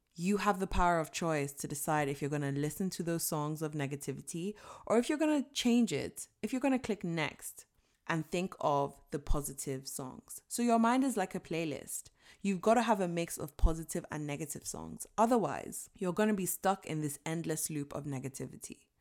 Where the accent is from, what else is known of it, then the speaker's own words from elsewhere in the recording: Nigeria; I was born and raised in Nigeria